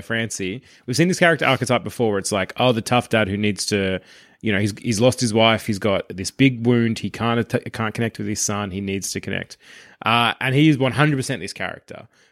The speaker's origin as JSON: {"language": "English", "country": "Australia", "said": "as Australians"}